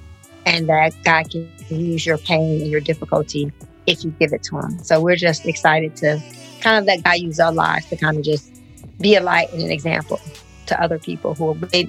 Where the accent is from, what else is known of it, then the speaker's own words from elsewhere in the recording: Detroit, Michigan, United States; moved away; And we're both from Detroit, both born and raised in Detroit.